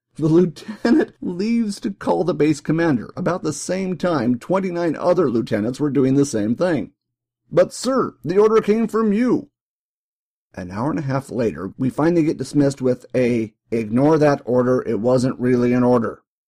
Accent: New York, United States; moved away as an adult; Growing up in New York

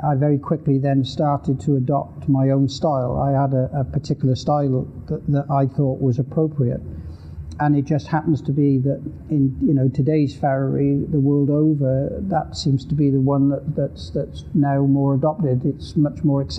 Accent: the Welsh Hills, Wales, United Kingdom; I grew up in the Welsh Hills in Wales

